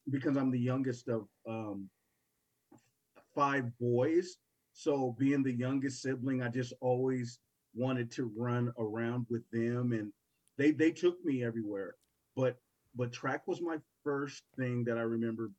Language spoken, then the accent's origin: English; Portland, Oregon, United States; growing up in Portland